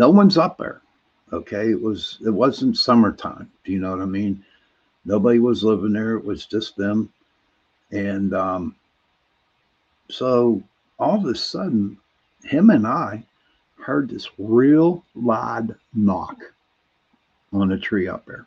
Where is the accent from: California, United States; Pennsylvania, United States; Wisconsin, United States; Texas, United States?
Pennsylvania, United States; Pittsburgh; I'm from Pittsburgh. You know, our accents are pretty bad up here